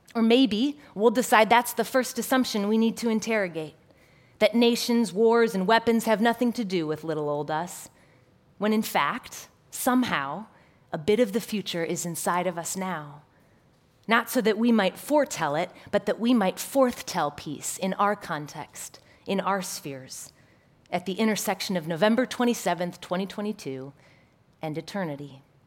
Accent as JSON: {"language": "English", "town": "Chicago", "region": "Illinois", "country": "United States", "tie": "born or raised there", "said": "My hometown, Chicago"}